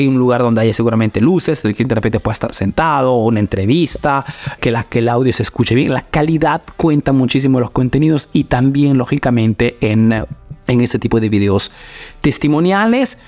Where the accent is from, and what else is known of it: Peru; now in Italy